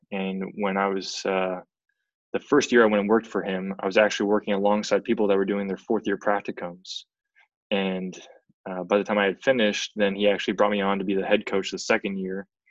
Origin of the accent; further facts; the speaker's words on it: central Canada, Canada; moved away as an adult; also born or lived in Edmonton, Canada / Massachusetts, United States; I'm from Central Canada